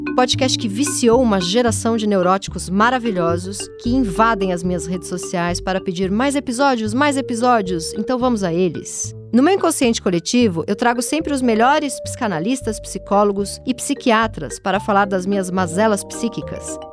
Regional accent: São Paulo, Brazil; Eu nasci lá na Zona Leste, Tatuapé, família bem pouco intelectualizada

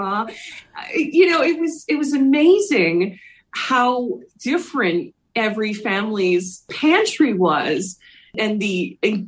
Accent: Philadelphia, Pennsylvania, United States; I grew up in Philly

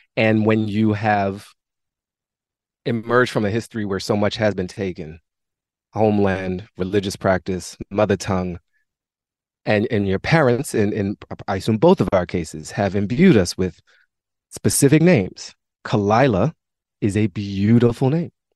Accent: Washington, District of Columbia, United States; I grew up in Mount Pleasant in a, a great neighborhood in Washington, D.C.

